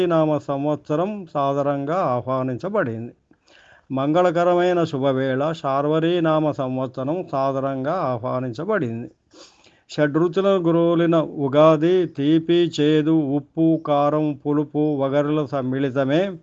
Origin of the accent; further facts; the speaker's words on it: Jangaon, Telangana, India; మా ఊరు జనగామ